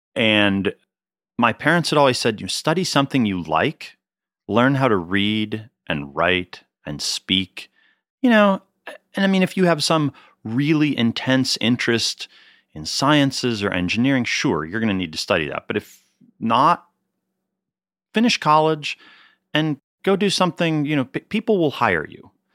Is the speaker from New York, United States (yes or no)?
no; Pittsburgh, Pennsylvania, United States; moved away as an adult; also born or lived in Cornas, France / Washington, D.C.; now in California, United States; I grew up in Pittsburgh, Pennsylvania